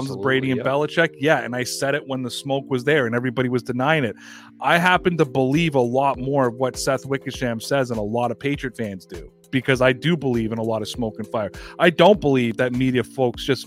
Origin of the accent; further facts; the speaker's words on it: Canada; Being a Canadian